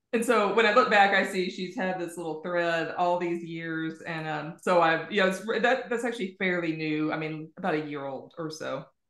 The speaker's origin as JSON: {"language": "English", "country": "United States", "moved": "yes", "lives_now": "Ireland", "said": "I'm American and I live in Ireland"}